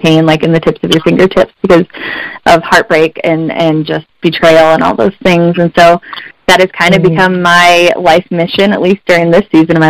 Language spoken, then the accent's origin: English; Southwest Michigan, United States; I am from Southwest Michigan. I was born and raised here, have gone to school here my entire life